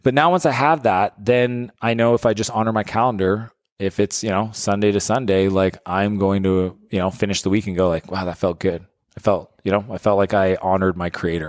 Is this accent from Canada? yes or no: yes; Canada; I'm a Canadian